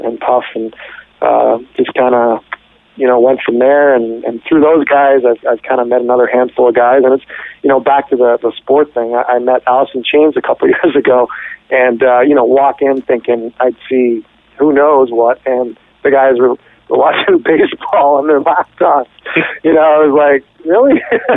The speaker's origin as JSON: {"language": "English", "town": "Ottawa", "region": "Ontario", "country": "Canada", "tie": "born or raised there", "moved": "yes", "lives_now": "San Francisco, United States", "said": "I grew up in Ottawa"}